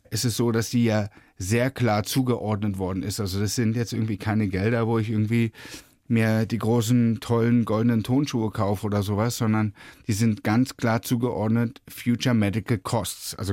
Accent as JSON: {"language": "German", "region": "Berlin", "country": "Germany", "tie": "born or raised there", "said": "Na, ich bin ja in Ostberlin groß geworden"}